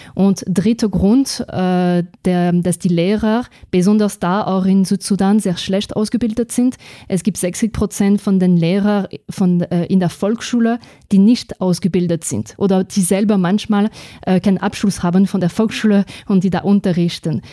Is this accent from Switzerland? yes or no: no; France; German is a second language; moved away as an adult; now in Austria; ich komme aus Frankreich zuerst, muss ich sagen, weil ich glaube, dass man das eigentlich gleich hört äh, bei meiner Sprache. Ich bin in Österreich seit zwölf Jahren